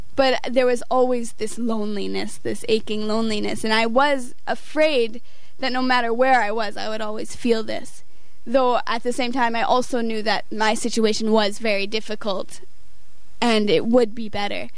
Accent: Northeast, United States; moved away; I come from the Northeast

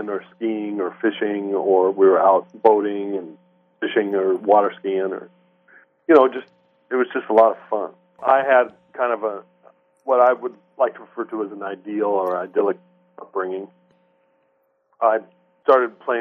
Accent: Shoreline, Washington, United States; I grew up in the Seattle area, in what is now called Shoreline.

